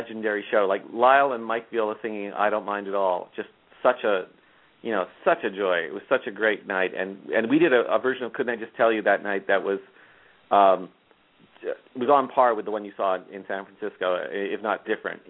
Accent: Toronto, Ontario, Canada; moved away; Toronto, my hometown

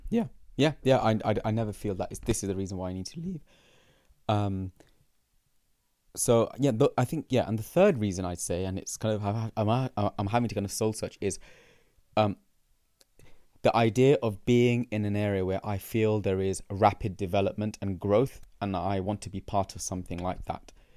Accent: London, United Kingdom; growing up in London, being born here

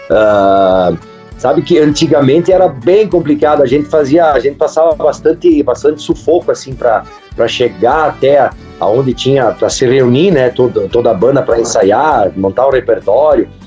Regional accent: Carlos Barbosa, Rio Grande do Sul, Brazil; Carlos Barbosa

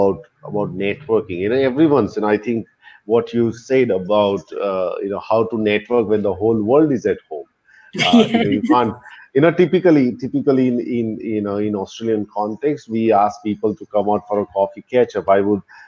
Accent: Ahmedabad, Gujarat, India; moved away; I came to Ahmedabad, which is my hometown

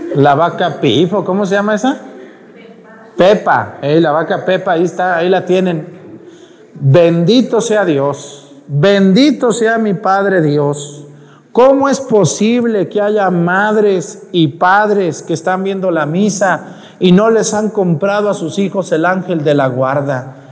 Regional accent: Mexico; ahí en mi pueblo en Mestigacán

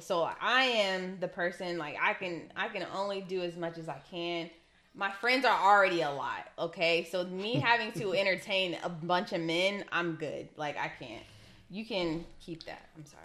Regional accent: Ohio, United States; I'm from Ohio

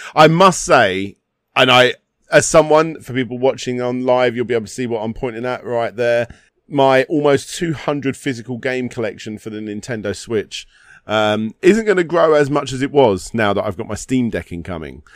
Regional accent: United Kingdom; I'm British.

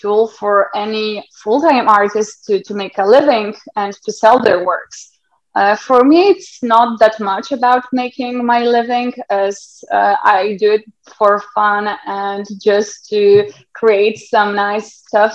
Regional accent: Lithuania; now in Poland; I'm from Lithuania.

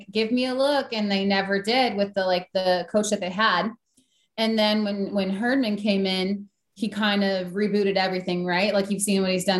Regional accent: Green Bay, Wisconsin, United States; I came from Green Bay, Wisconsin

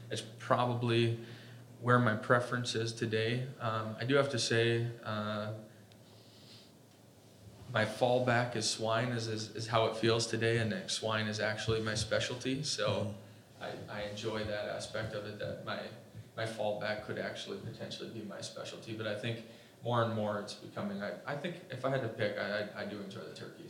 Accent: Minnesota, United States; also born or lived in Iowa / South Dakota; born in Iowa, raised mostly in Minnesota

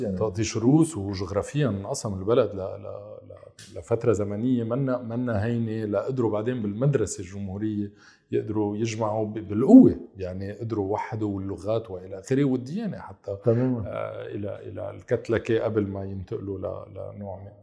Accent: South Lebanon, Lebanon; انا كمان ابن الجنوب

